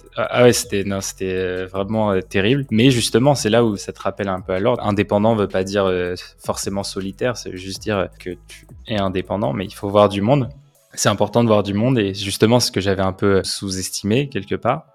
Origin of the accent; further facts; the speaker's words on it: Nanterre, Île-de-France, France; also born or lived in Paris; j'ai grandi à Nanterre